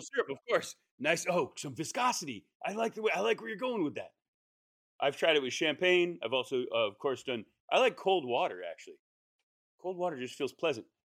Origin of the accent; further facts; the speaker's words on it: New England, United States; moved away; I'm from New England